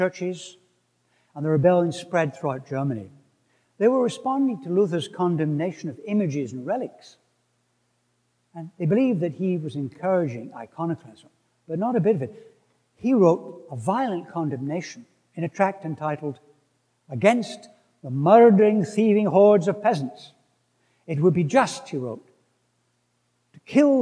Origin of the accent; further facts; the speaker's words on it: Scotland, United Kingdom; where I come from, Scotland